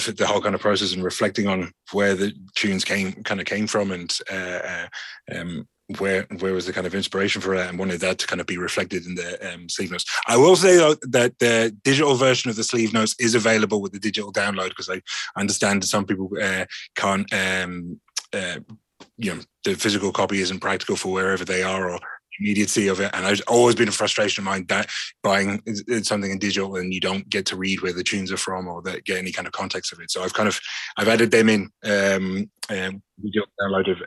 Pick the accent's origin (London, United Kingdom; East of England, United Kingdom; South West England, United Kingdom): London, United Kingdom; now in Ireland; I grew up in London